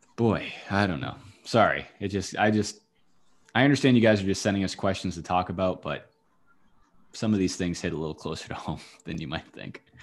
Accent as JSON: {"language": "English", "town": "Nashua", "region": "New Hampshire", "country": "United States", "tie": "born or raised there", "said": "I grew up in Nashua"}